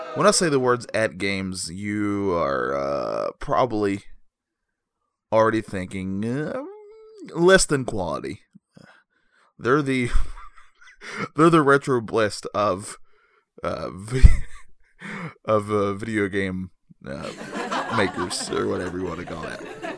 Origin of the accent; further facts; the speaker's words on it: North Carolina, United States; I'm from North Carolina